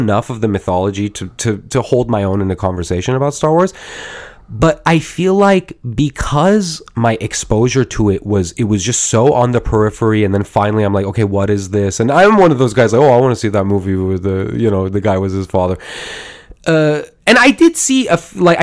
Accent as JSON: {"language": "English", "country": "United States", "tie": "born or raised there", "said": "I grew up in America"}